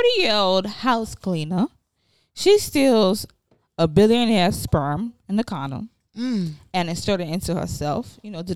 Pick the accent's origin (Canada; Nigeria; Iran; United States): Nigeria; I'm Nigerian